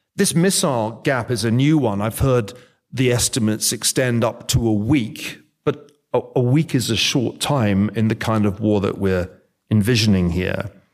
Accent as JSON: {"language": "English", "region": "Scotland", "country": "United Kingdom", "said": "I'm from Scotland."}